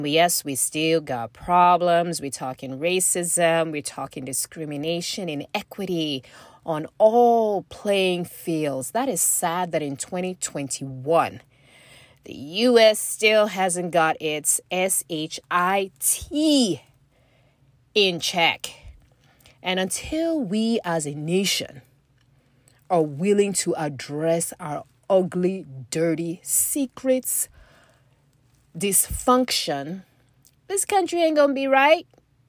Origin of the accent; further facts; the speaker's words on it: Nigeria; you know I've talked about my experience growing up in West Africa as a girl and the expectations, the cultural expectations, not necessarily even from my own, you know, parents, although there was, you know, coming from a Nigerian family anyway